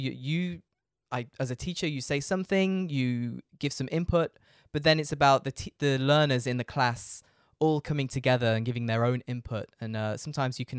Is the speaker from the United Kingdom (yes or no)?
yes; United Kingdom; moved away as an adult; now in Frankfurt, Germany; I'm British. I live in Frankfurt in Germany